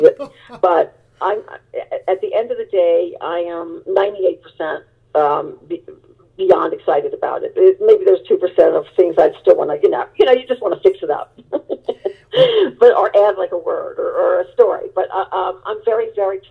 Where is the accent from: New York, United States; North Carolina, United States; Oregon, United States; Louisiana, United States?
Louisiana, United States; New Orleans; moved away as an adult; I went back to my hometown, and it was of New Orleans